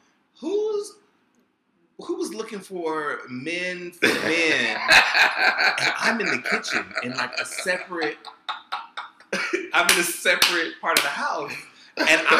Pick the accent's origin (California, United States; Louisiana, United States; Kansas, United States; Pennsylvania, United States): Louisiana, United States; Baton Rouge; I grew up in Baton Rouge